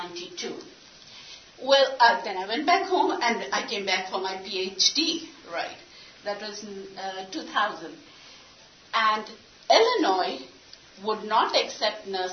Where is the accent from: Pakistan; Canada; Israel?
Pakistan; English is a second language; moved away as an adult; now in United States; Urdu, which is our national language